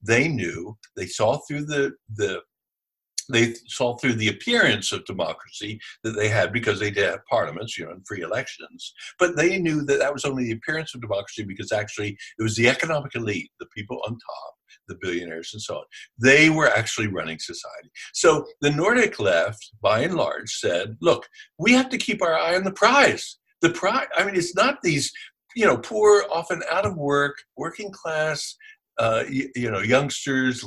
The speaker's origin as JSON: {"language": "English", "town": "Philadelphia", "region": "Pennsylvania", "country": "United States", "said": "I'm from Philadelphia"}